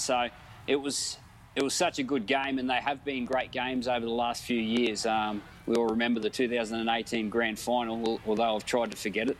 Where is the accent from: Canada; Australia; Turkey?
Australia; Queensland; as a Queenslander